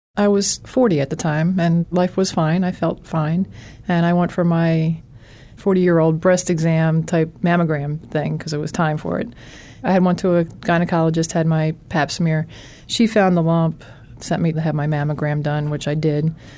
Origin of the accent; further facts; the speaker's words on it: Philadelphia, Pennsylvania, United States; I'm from Philadelphia